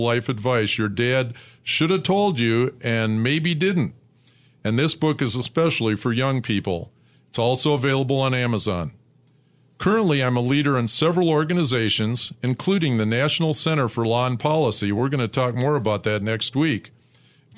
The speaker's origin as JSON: {"language": "English", "region": "Michigan", "country": "United States", "tie": "born or raised there", "said": "I was born and raised in Michigan"}